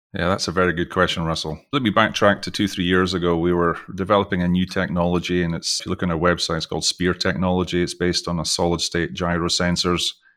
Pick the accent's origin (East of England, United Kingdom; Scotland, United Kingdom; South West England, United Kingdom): Scotland, United Kingdom; Scottish accent; accent: Scottish; also born or lived in Texas; now in Houston, United States; I was born in the U K, I've, most of you can probably tell from my Scottish accent, even though I've lived most of my life internationally